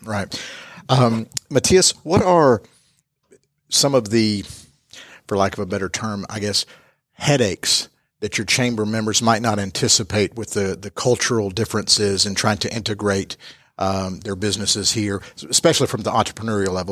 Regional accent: Atlanta, Georgia, United States; I'm from the Atlanta, Georgia area

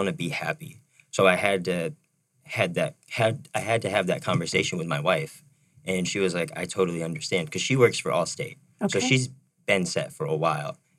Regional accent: Syracuse, New York, United States; also born or lived in Yuma; now in Phoenix, United States; I'm originally from Syracuse

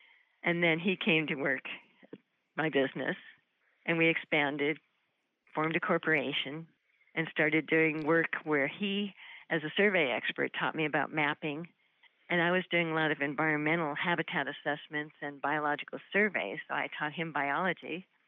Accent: Sacramento, California, United States; now in Tucson, United States; I was raised in Sacramento

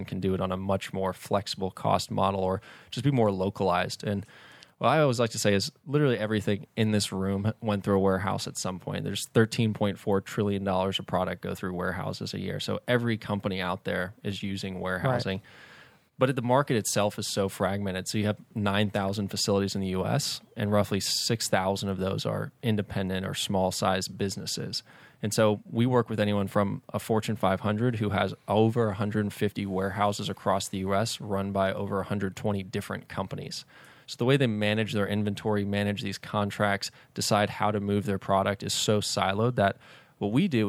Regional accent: Atlanta, Georgia, United States; Yeah, born and raised in Atlanta.

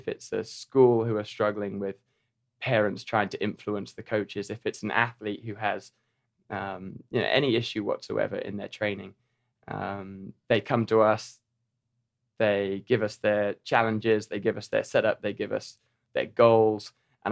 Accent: Norfolk, East of England, United Kingdom; moved away as an adult; now in Chattanooga, United States; I'm from Norfolk in England, the east of England

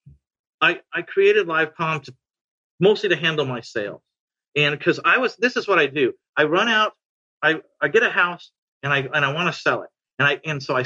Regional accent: San Antonio, Texas, United States; San Antonio. Yeah. I only buy houses in my hometown.

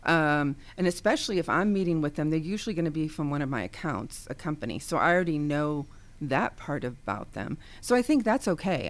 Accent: Ohio, United States; now in the South, United States; now living in the South, but I am from Ohio

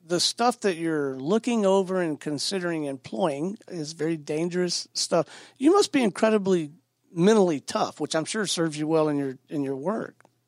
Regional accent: Pensacola, Florida, United States; I'm from Pensacola, Florida

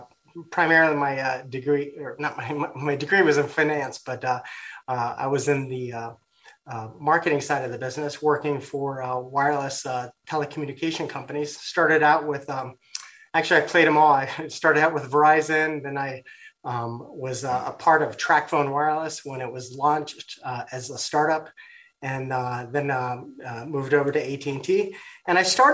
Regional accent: Costa Rica; now in United States; I'm from Costa Rica.

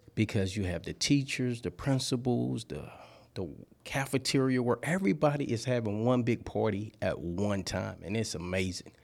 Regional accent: Louisiana, United States; moved away as an adult; now in Georgia, United States; I'm from Louisiana.

